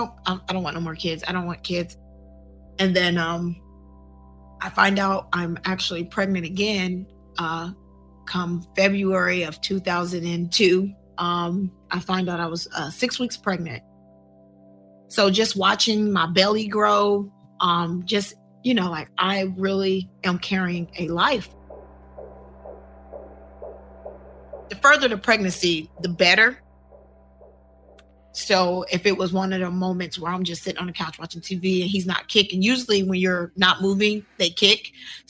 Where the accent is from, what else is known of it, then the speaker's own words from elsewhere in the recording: Columbus, Ohio, United States; I'm born and raised in Columbus, Ohio